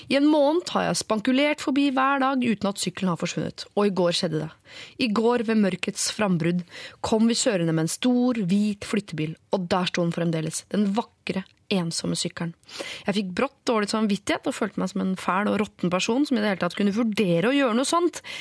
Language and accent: Norwegian; Oslo, Norway; Du, jeg er oppvokst på Bjølsen, faktisk, så jeg har opplevd både eh, ditt og datt.